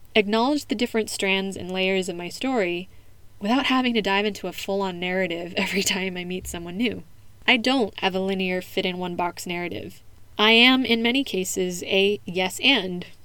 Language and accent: English; United States; first language English; now in Spain; the assumption that I wasn't born in the US from fellow Americans while I was growing up